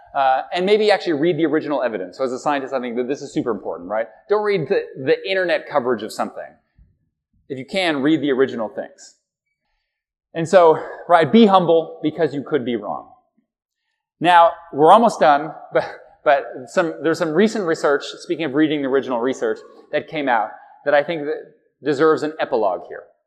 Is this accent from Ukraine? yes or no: no; Halifax, Nova Scotia, Canada; as a kid, we went down there and we drove from from Halifax, Nova Scotia